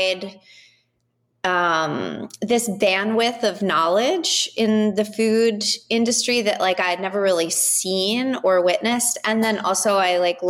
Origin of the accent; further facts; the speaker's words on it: Southern California, United States; now in New York, United States; I'm from California. I'm from Southern California